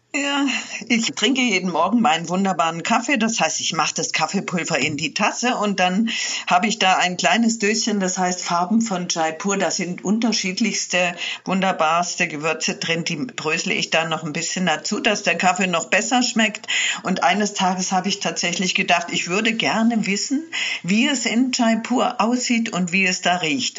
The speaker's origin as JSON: {"language": "German", "area": "Swabian Jura", "region": "Baden-Württemberg", "country": "Germany", "tie": "born or raised there", "also_born_or_lived": "Morocco", "said": "Unterwegs war ich schon immer, als Kind auf der Schwäbischen Alb"}